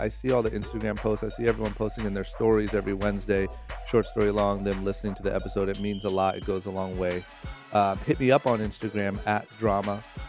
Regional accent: Ohio, United States; Maurice grew up in my hometown of Ohio. He's from Youngstown, not far from where I'm from

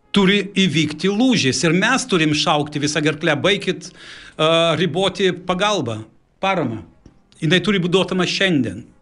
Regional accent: Lithuania; moved away; also born or lived in Stockholm, Sweden

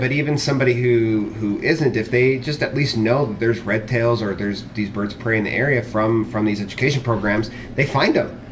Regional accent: Pismo Beach, California, United States; now in Utah, United States; I grew up in Pismo Beach area

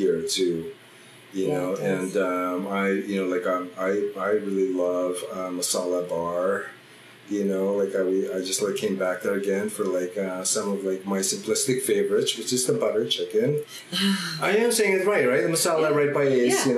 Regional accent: Philippines; also born or lived in Oakland, California; now in Ashland, United States; growing up in the Philippines with my dad taking us

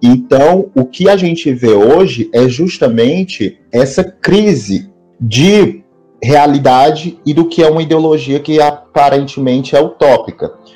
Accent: Fortaleza, Ceará, Brazil; na minha cidade natal, que é Fortaleza

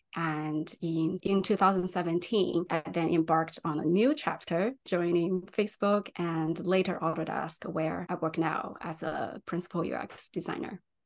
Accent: China; English is a second language; moved away as an adult; also born or lived in San Francisco, California; now in United States; I was actually born and raised in China

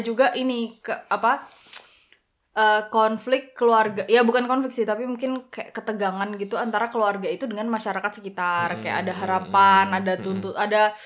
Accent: Java, Indonesia; aku kan Jawa

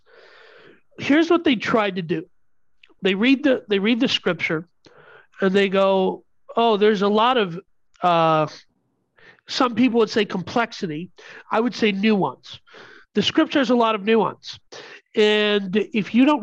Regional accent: India; I'm Indian.

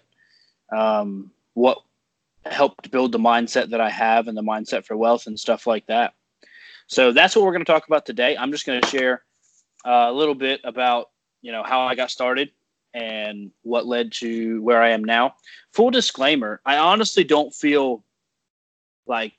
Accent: North Carolina, United States; also born or lived in Ohio; I was born in Ohio, and then I moved here to North Carolina, or my family moved here to North Carolina when I was 5 years old

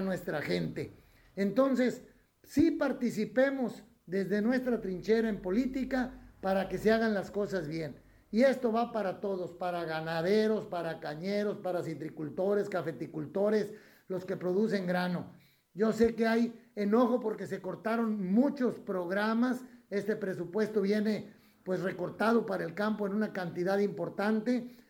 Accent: Mexico; como mexicanos

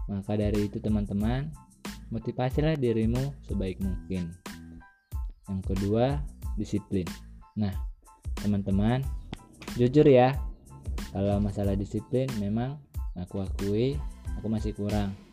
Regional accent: Simangumban, North Sumatra, Indonesia; Saya berusia 17 tahun dan saya berasal dari Simangumban.

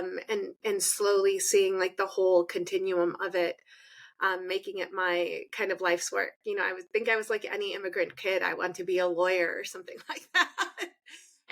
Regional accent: California, United States; I was born here in the United States. My father was in the US military.

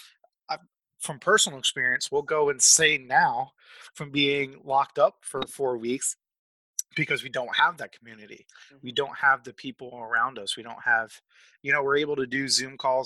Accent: Massachusetts, United States; now in Springfield, United States; I am originally from Massachusetts, but now reside in Springfield, Missouri.

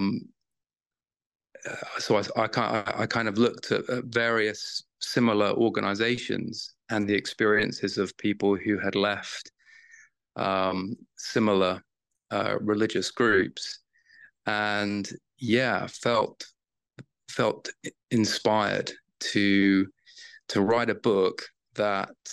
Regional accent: United Kingdom; I was raised in the Church of Jesus Christ of Latter-day Saints in the UK.

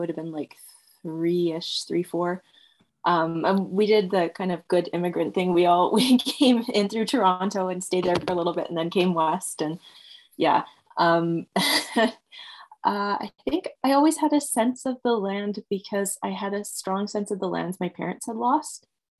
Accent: England, United Kingdom; moved away; My husband and I are both immigrants. We're both from away. He's from Holland and I'm from England, although you wouldn't be able to tell the accent.

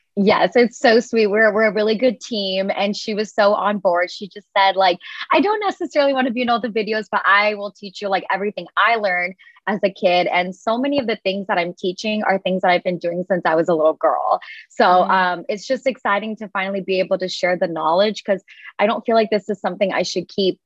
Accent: United States; I'm like firstborn generation here in the United States

